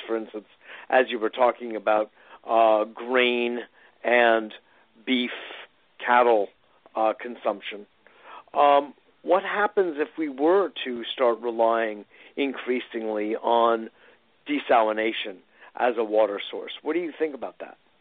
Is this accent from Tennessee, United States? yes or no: no; Connecticut, United States; when I was a teenager growing up in Connecticut.